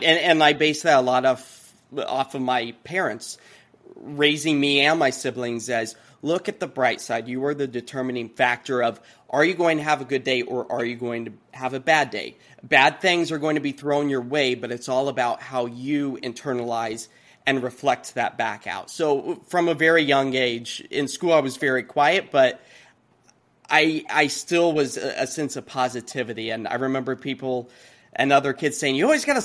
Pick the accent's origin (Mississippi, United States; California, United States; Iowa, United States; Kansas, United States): Kansas, United States; now in Portland, United States; growing up in Kansas, I was very, my family politically just very kind of middle of the road